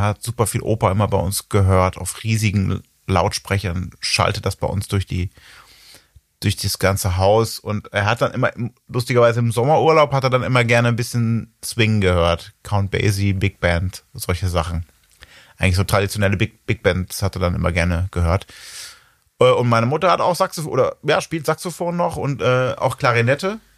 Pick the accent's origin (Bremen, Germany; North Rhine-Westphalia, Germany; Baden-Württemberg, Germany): North Rhine-Westphalia, Germany; Ibbenbüren; ich komme wohl noch ein bisschen nördlicher, bin ich geboren in Ebenbüren